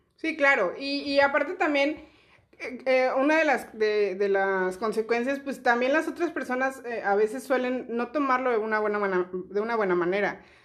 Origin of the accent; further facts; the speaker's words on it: Chiapas, Mexico; now in Monterrey, Mexico; yo no soy de Monterrey, yo vivía en Chiapas